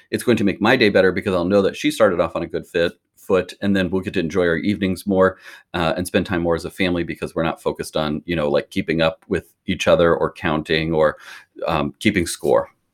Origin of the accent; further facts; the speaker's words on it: Lincoln, Nebraska, United States; also born or lived in Omaha, Nebraska; I'm from Lincoln, Nebraska, which is in the very s, middle of the country, and I grew up here